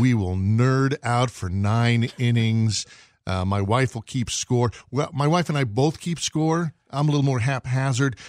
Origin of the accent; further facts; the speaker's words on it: New York, United States; I grew up in New York, so you had to play some basketball